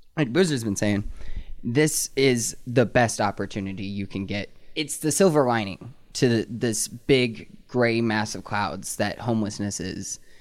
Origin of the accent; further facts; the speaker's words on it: North Carolina, United States; now in Anchorage, United States; I moved back up from my home state of North Carolina